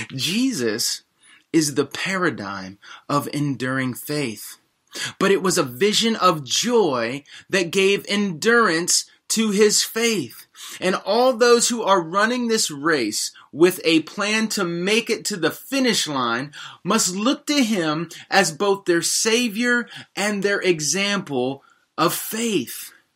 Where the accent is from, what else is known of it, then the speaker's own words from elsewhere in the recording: United States; also born or lived in Washington, D.C.; as American Christians